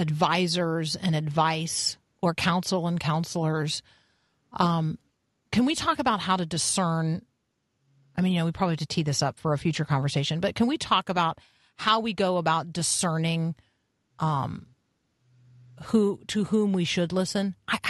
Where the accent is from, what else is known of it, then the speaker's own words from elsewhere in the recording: Tampa, Florida, United States; I grew up in Tampa.